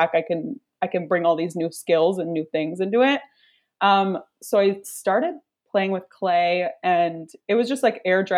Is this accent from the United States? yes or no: no; Kingston, Ontario, Canada; moved away as an adult; also born or lived in Toronto; I'm from Kingston. I moved to Toronto for school to go to OCAD University for illustration.